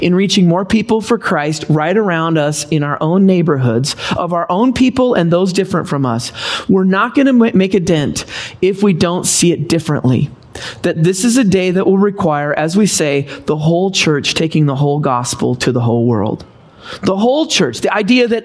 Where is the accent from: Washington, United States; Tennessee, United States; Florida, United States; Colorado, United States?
Washington, United States; Seattle area; moved away as an adult; also born or lived in Los Angeles, California; Don and I, we grew up in Washington State. Grew in the Seattle area